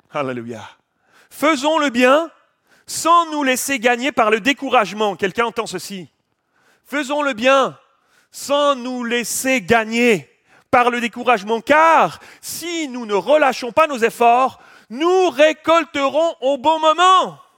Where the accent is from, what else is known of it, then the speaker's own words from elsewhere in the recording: Switzerland; Je ne connais pas Paris, je ne suis, pas, pas français, je suis suisse.